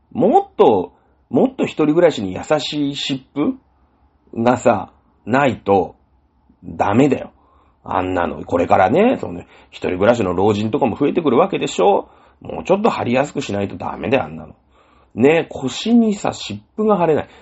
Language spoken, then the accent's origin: Japanese; Shizuoka, Japan; moved away; 僕ね、静岡県で生まれ育ってます。あ、生まれは違うんですけど、そ、 そ、 ほぼほぼしょ、 静岡で育ってるんで